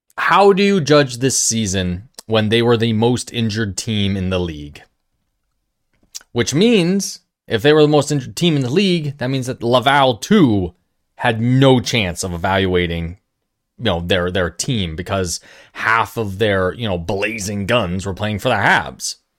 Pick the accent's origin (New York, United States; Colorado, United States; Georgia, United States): New York, United States; Being a New Yorker